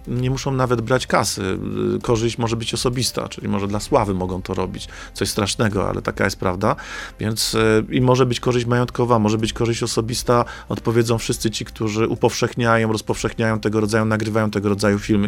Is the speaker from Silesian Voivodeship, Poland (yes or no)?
yes; Silesian Voivodeship, Poland; Ze Śląska jesteśmy, chyba z Tychów nawet